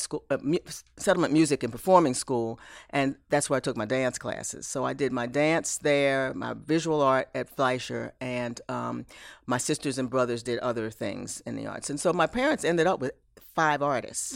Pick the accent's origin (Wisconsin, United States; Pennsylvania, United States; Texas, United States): Pennsylvania, United States; Philadelphia; now in Dallas, United States; I was born and raised in Philadelphia